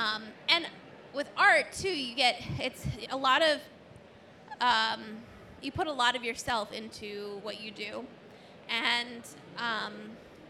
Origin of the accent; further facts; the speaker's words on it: Cleveland, Ohio, United States; I'm from Cleveland